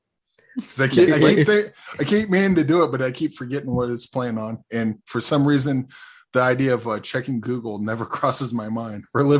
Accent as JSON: {"language": "English", "town": "Omaha", "region": "Nebraska", "country": "United States", "tie": "born or raised there", "said": "I grew up in Omaha, Nebraska"}